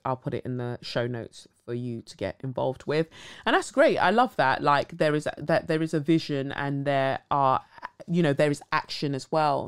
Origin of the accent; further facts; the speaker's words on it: Cumbria, North West England, United Kingdom; I grew up in Cumbria and experienced a lot of racism